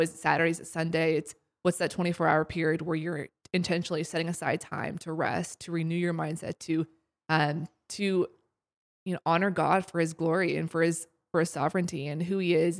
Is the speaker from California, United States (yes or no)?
no; Columbus, Ohio, United States; moved away as an adult; also born or lived in Springfield, Missouri; now in Seattle, United States; I'm originally from Columbus, Ohio. I grew up there my whole life.